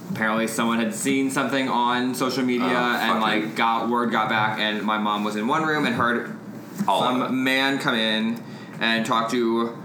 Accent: St. Louis, Missouri, United States; moved away as an adult; now in Kansas City, United States; Growing up in St. Louis, like I was 18 when I moved to Kansas City.

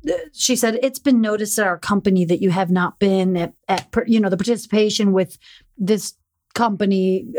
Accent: Chicago, Illinois, United States; I'm from Chicago, yeah.

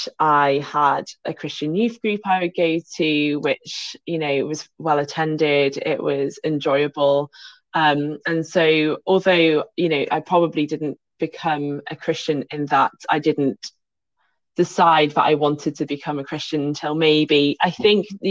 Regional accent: Birmingham, West Midlands, United Kingdom; moved away; also born or lived in Kent; I was born in Birmingham

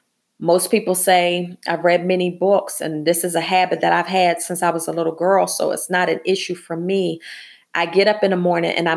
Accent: Philadelphia, Pennsylvania, United States; being born and raised in Philadelphia

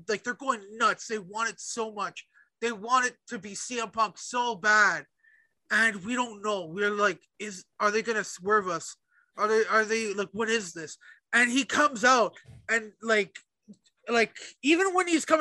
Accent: Canada; we're Canadian

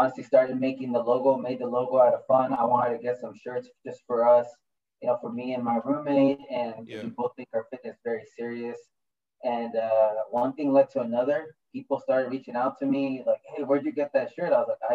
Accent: Sunnyside, United States; moved away; I haven't lived in Sunnyside for 15 years now

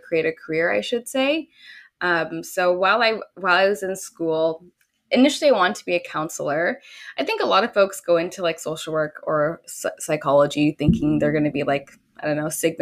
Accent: Dorchester, Ontario, Canada; also born or lived in Louisiana, United States; I grew up in a rural town in, you know, Ontario. It's called Dorchester.

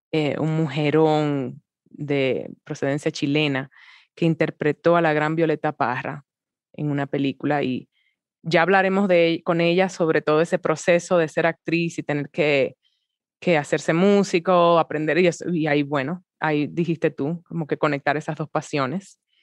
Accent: Dominican Republic; las dominicanas

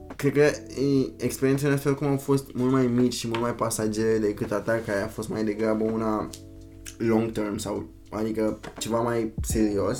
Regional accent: Bucharest, Romania; moved away as an adult; also born or lived in Germany; sunt din București, România

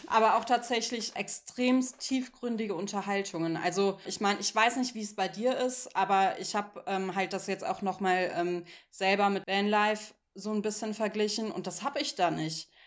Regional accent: Cologne, North Rhine-Westphalia, Germany; ich komme ja eigentlich aus Köln, wo einfach immer ein Bus fährt

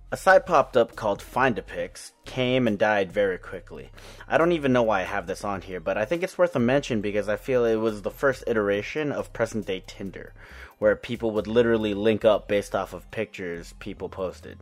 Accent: Orange County, California, United States; I grew up in Orange County with a predominantly white surrounding

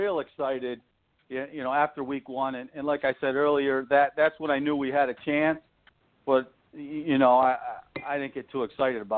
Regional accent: New York, United States; I'm from New York

